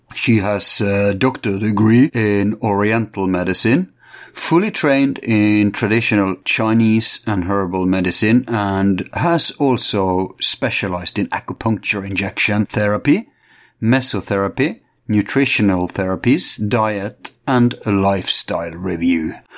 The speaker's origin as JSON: {"language": "English", "country": "Norway", "said": "Our problem in Norway is the oil, and we we are different from Sweden, Denmark, Finland, and uh, Iceland"}